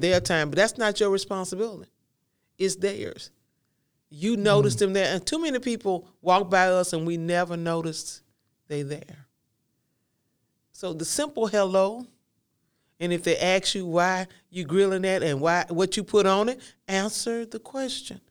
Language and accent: English; the South, United States; I'm from the South